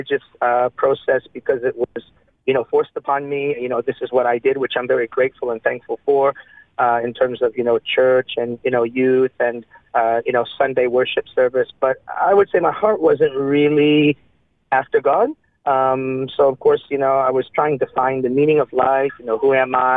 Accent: Detroit, Michigan, United States; moved away as an adult; also born or lived in Japan; I was born in the States, in Detroit, Michigan. I grew up there until my early 20s

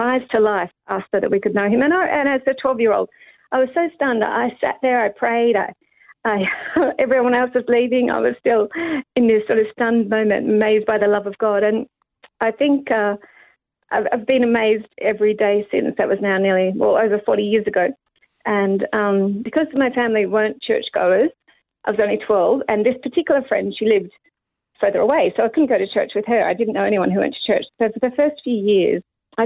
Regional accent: Sydney, New South Wales, Australia; moved away as an adult; also born or lived in Nepal; I'm born and raised in Epping in Sydney

